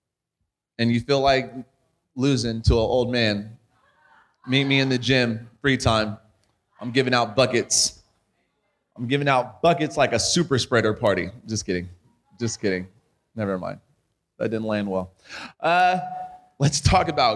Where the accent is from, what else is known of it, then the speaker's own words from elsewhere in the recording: California, United States; now in Arizona, United States; we're from California, and then we moved to Arizona